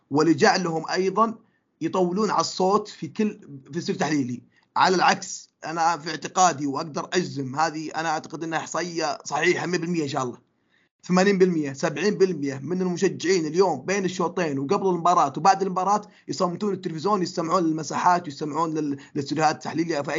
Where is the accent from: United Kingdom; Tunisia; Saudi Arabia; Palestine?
United Kingdom; London; born there; هو انا من مواليد لندن لكن انتمائي للنادي هذا ما جاء عشان في لندن